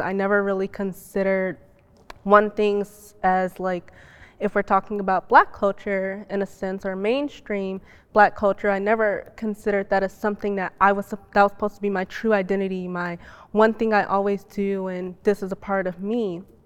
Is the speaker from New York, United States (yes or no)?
no; Chicago, Illinois, United States; being Muslim and being black and growing up in Chicago